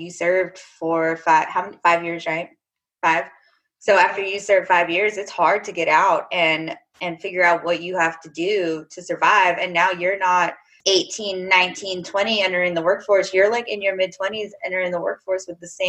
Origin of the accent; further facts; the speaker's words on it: Apache Junction, Arizona, United States; moved away as an adult; also born or lived in Vermont; I am from a small town east of Phoenix called Apache Junction, Arizona